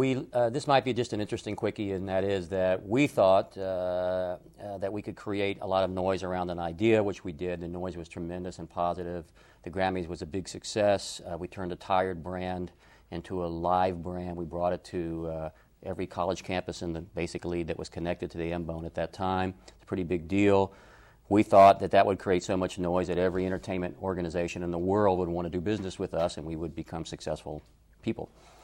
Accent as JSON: {"language": "English", "town": "Atlanta", "region": "Georgia", "country": "United States", "tie": "born or raised there", "said": "I was raised in Atlanta and attended Georgia State University to study philosophy."}